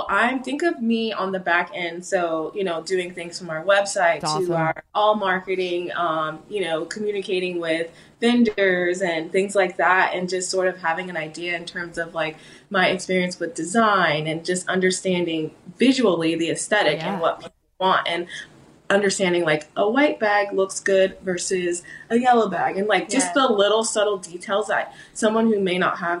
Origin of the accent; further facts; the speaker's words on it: California, United States; moved away as an adult; now in Florida, United States; I'm originally from California.